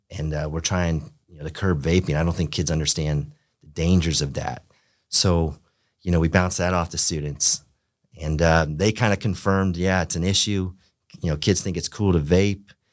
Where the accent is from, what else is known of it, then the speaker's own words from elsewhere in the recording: Pompano Beach, Florida, United States; I grew up in Pompano Beach, Florida